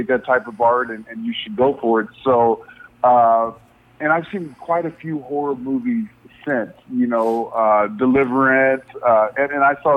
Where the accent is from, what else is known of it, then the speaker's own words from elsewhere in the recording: Indiana, United States; I was raised in Indiana.